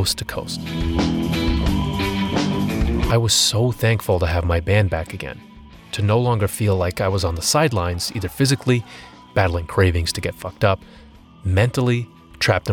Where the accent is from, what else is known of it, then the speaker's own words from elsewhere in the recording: United States; I'm an American